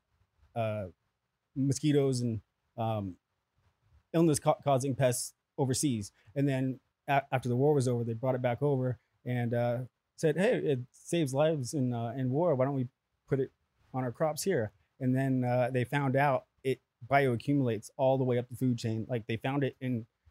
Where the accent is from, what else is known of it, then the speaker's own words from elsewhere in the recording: Menifee, California, United States; also born or lived in San Diego; I grew up in Menifee, California.